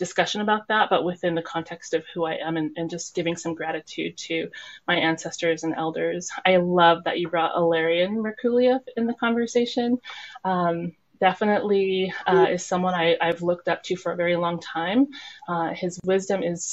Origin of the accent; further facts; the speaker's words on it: Nenana, Alaska, United States; also born or lived in Anchorage, Alaska; now in Fairbanks, United States; I grew up in Nenana, so I'm very influenced by the Tanana Athabascan people of the Nenana region